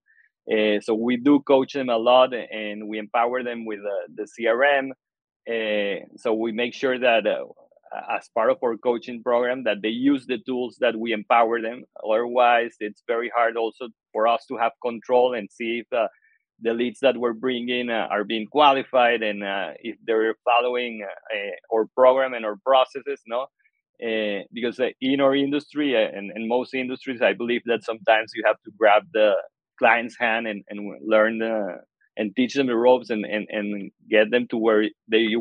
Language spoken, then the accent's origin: English; Venezuela; English is a second language; moved away as an adult; now in United States; I'm originally from Venezuela and moved to the U.S. I guess almost 7 years ago